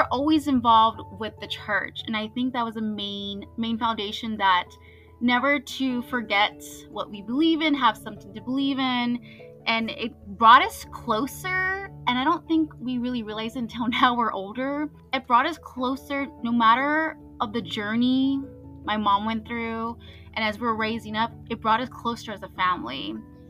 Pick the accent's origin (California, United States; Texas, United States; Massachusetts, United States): Texas, United States; Mission; moved away as an adult; also born or lived in Harlingen, Texas; now in Rhode Island, United States; I was born in Harlingen, Texas. And I would have to say I was raised both in Harlingen and in Mission